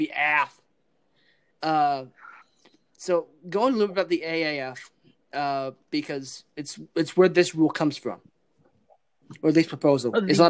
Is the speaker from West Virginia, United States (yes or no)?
yes; West Virginia, United States; Even though we are from West Virginia